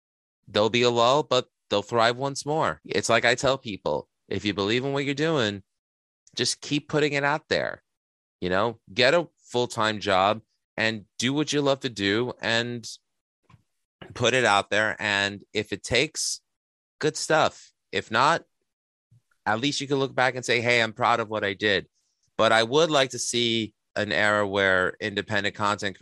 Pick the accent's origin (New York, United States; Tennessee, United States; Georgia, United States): New York, United States; New York City; my time growing up in Astoria as the best freaking time that I could have ever had